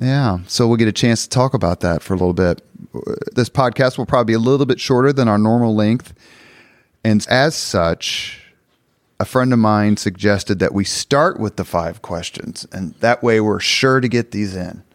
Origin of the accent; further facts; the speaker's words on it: Indianapolis, Indiana, United States; I grew up in Irvington